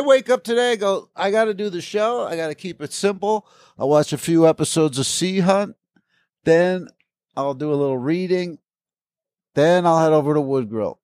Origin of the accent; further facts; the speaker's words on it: East Coast, United States; now in Los Angeles, United States; I grew up in the East Coast, so all this is west to me